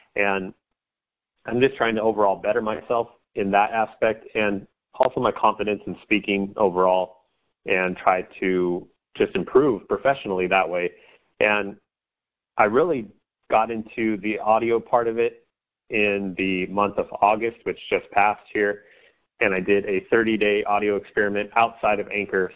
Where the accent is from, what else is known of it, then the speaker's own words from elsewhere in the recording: Central Coast of California, United States; I'm from the Central Coast of California